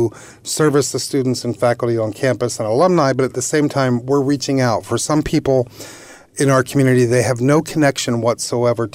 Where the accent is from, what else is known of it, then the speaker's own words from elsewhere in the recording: Philadelphia area, New Jersey, United States; moved away as an adult; also born or lived in Michigan / North Carolina / Virginia; now in New York area, United States; I'm originally from the Philadelphia area